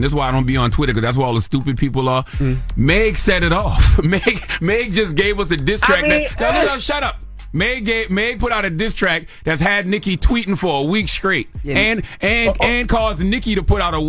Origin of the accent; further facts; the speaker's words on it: South Carolina, United States; Maybe because I'm from South Carolina and, you know, she was governor of our state for so long.